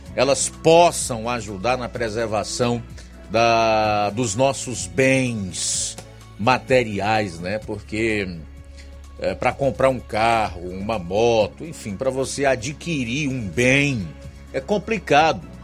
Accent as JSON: {"language": "Portuguese", "region": "Ceará", "country": "Brazil", "said": "nós, como brasileiros, cearenses"}